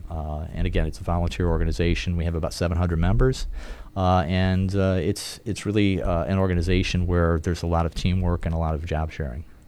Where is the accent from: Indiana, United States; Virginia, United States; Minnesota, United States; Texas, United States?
Indiana, United States; Hammond; I grew up in the Chicago area, actually, northwest Indiana. Uh, grew up in Hammond